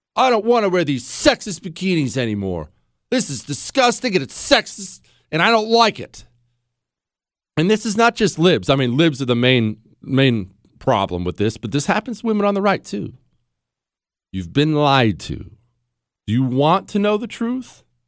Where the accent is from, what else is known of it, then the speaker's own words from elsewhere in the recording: United States; I'm an American